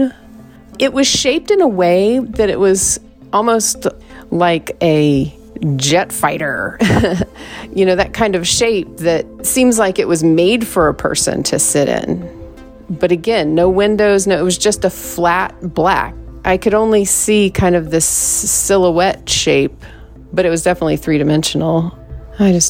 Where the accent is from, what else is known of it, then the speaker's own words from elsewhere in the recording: the East, East Coast, United States; moved away; also born or lived in Southwest; I'm from the East